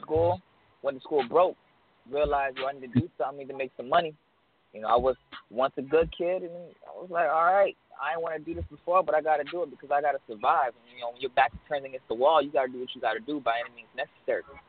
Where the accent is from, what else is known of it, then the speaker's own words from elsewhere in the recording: South Florida, United States; also born or lived in Orlando; I'm really from South Florida, but I'm in Orlando right now